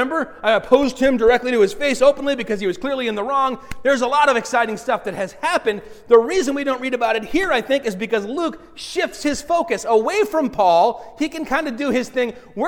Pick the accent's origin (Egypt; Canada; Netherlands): Egypt; Alexandria, Alexandria Governorate; You guys know I'm from Alexandria, right?